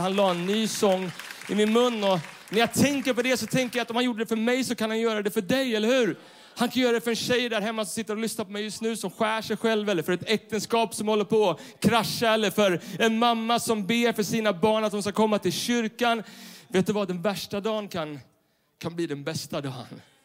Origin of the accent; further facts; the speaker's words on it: Stockholm, Stockholm County, Sweden; Jag är uppvuxen i Stockholm city bland betong och neonskyltar.